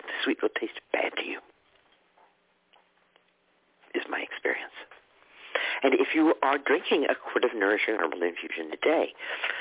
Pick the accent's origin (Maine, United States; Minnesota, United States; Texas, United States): Texas, United States; moved away; where I grew up in Texas, where grits was a big breakfast food